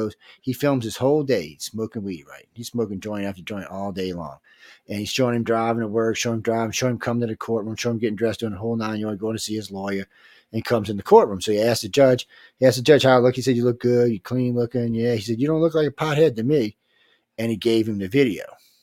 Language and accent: English; New Orleans, Louisiana, United States; I said, hey, I'm from New Orleans.